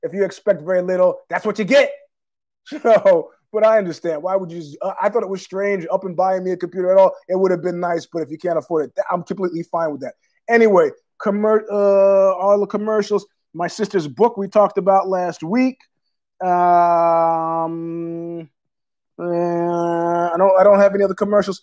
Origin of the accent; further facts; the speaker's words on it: New York City, New York, United States; I was born there in Queens